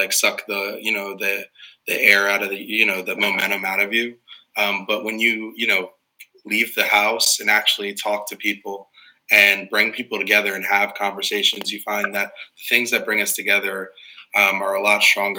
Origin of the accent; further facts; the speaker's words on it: Morristown, New Jersey, United States; I grew up in Morristown, born and raised in the community that I currently represent as a council person